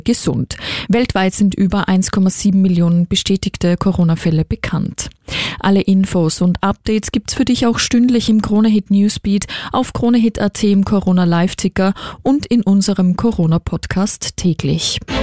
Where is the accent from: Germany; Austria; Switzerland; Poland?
Austria; hier bei uns in Österreich